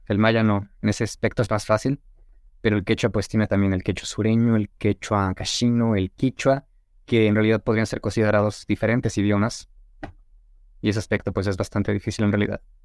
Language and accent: Spanish; Toluca, State of Mexico, Mexico; first language Spanish; also born or lived in Tizapán / Mérida; yo nací en Ciudad de México, pero viví como menos de un año, o un año ahí, me mudé a Tizapán, que es como en la zona norte de la Ciudad de México, y a los ocho años me mudé a Toluca y básicamente ahí viví toda mi niñez